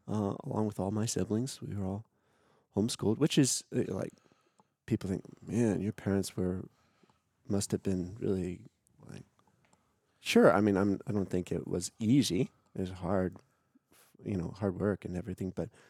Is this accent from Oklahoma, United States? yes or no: yes; Tulsa, Oklahoma, United States; moved away; Yeah, I grew up in town.